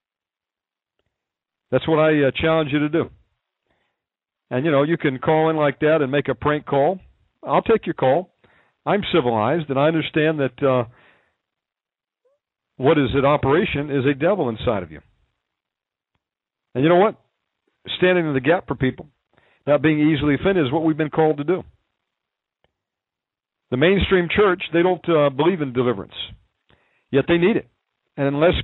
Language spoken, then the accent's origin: English; Georgia, United States; accent: southern; moved away; also born or lived in Texas / Alaska / California / Okinawa; I can judge a southern accent. I was born in Georgia. I'm a redneck